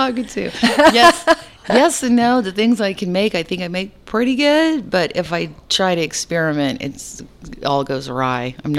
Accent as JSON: {"language": "English", "area": "the Northwest", "region": "Pacific Northwest", "country": "United States", "tie": "born or raised there", "also_born_or_lived": "Alaska", "moved": "yes", "said": "I grew up in the Northwest, so there was a lot of it up there."}